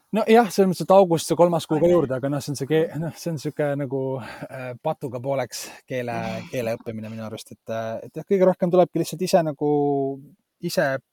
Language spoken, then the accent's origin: Estonian; Estonia; mina olen pärit nagu ühest sellisest väga nagu väiksest äh, Eesti, Eesti kohast